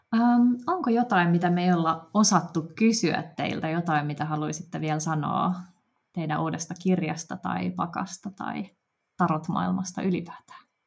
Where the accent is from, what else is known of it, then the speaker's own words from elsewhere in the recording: Helsinki, Uusimaa, Finland; tämä on niin kuin mun, mun kotikaupunki